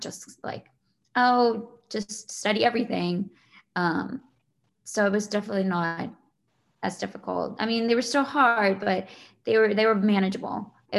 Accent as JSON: {"language": "English", "town": "Shawnee", "region": "Kansas", "country": "United States", "said": "I am from Shawnee, Kansas."}